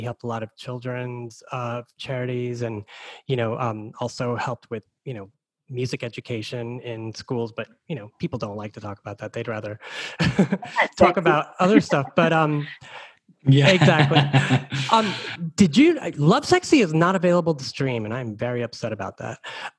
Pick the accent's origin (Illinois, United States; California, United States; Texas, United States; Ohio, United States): Texas, United States; I was growing up in Texas